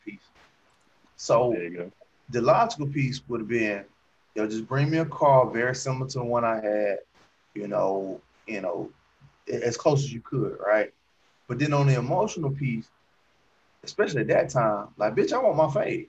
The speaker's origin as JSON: {"language": "English", "region": "Alabama", "country": "United States", "tie": "born or raised there", "said": "I lived in Alabama most of my life."}